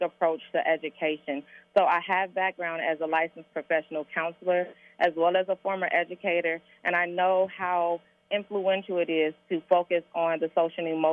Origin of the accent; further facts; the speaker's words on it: Cincinnati, Ohio, United States; I am a product of Cincinnati Public Schools. I graduated from Hughes High School